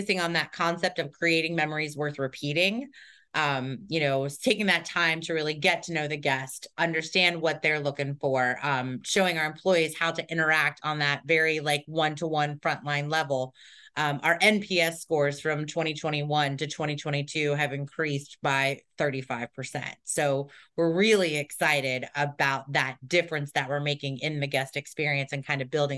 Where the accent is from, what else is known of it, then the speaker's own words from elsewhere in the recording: Cincinnati, Ohio, United States; moved away; I grew up in Cincinnati